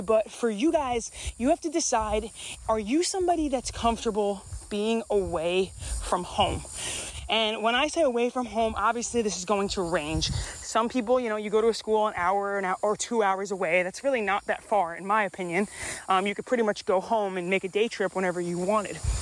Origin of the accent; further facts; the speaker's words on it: New York, United States; moved away as an adult; I grew up in New York